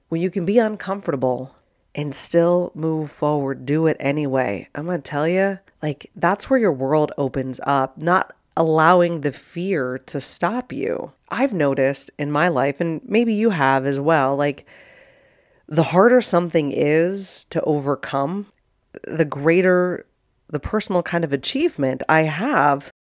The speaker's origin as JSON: {"language": "English", "town": "Pittsburgh", "region": "Pennsylvania", "country": "United States", "tie": "born or raised there", "also_born_or_lived": "Arizona / Sparta, Wisconsin", "moved": "as an adult", "said": "born and raised in Pittsburgh, Pennsylvania, like, nobody from my high school came out here"}